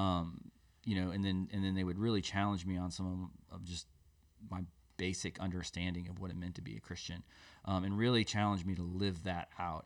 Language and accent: English; Des Moines, Iowa, United States; moved away; I grew up in Des Moines, Iowa, in the Midwest